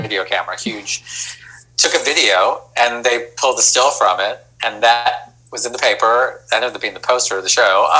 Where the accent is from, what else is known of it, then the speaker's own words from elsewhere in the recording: Rochester, New York, United States; moved away as an adult; I grew up in Rochester